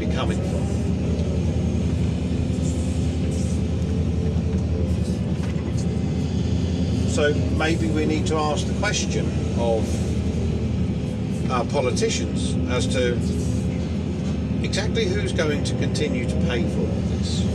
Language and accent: English; England, United Kingdom